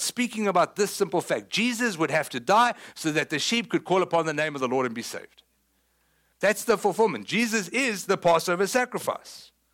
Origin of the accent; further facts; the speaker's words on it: South Africa; moved away; People know I'm South African, right? I mean, I know you thought I was from West Texas. I'm not. Surprise, I'm from South Africa